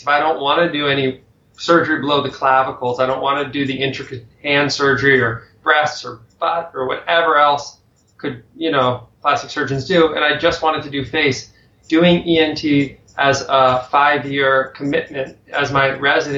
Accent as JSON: {"language": "English", "region": "Connecticut", "country": "United States", "tie": "born or raised there", "said": "I grew up in Connecticut"}